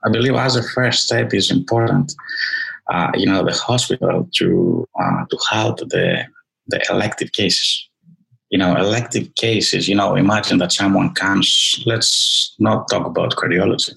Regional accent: Greece; moved away; I was born in Greece

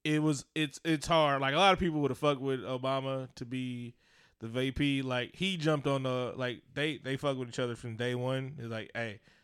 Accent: the Bay Area, California, United States; I'm from the Bay.

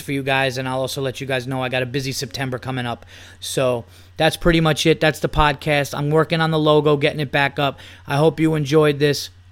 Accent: United States; I'm American

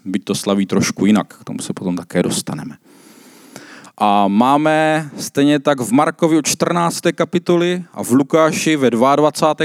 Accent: South Moravian Region, Czechia; já jsem z Jižní Moravy

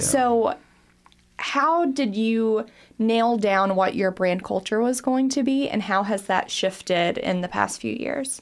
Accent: Harlan County, Kentucky, United States; moved away; also born or lived in Greensburg, Kentucky; I'm originally from Harlan County

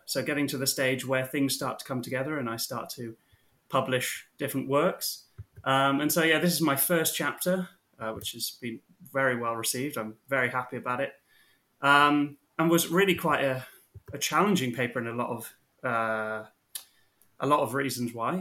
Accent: Mid Wales, United Kingdom; moved away as an adult; now in Kentucky, United States; I am from Mid Wales, rural Mid Wales.

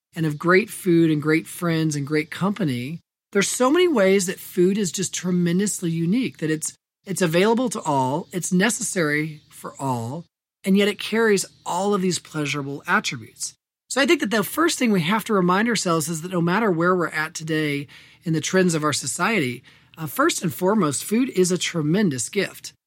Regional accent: Indiana, United States; my home state of Indiana

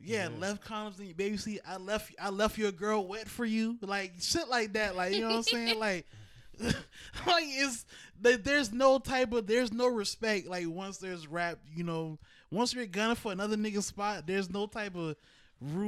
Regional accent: the South, United States; growing up in the South

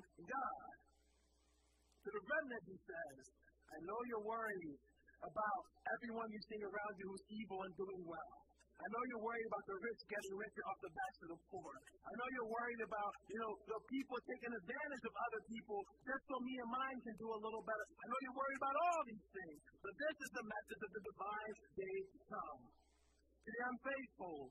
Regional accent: Philadelphia, Pennsylvania, United States; I grew up in Philadelphia.

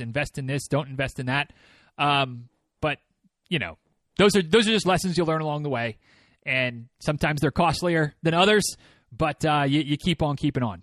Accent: Michigan, United States; moved away as an adult; now in Georgia, United States; when I was growing up in Michigan

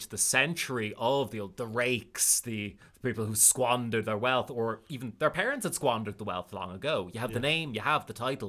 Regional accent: Bray, County Wicklow, Ireland; there's the one in my hometown.

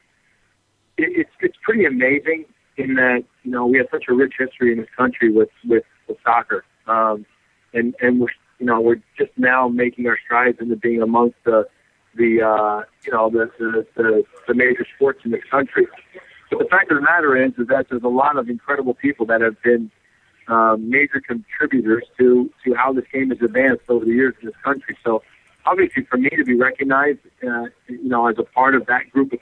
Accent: United States; I was the first, American-born player to play in first division in Europe

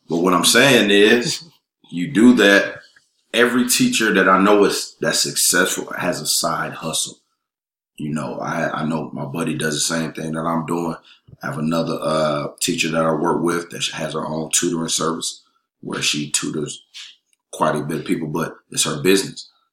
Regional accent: Raleigh, North Carolina, United States; moved away as an adult; now in Atlanta, United States; I'm originally from Raleigh, North Carolina.

